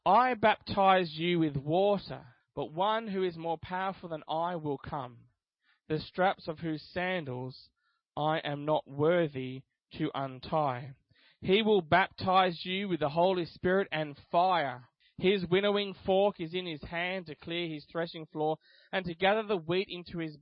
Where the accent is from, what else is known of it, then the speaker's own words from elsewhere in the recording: Australia; I'm Australian because I was born here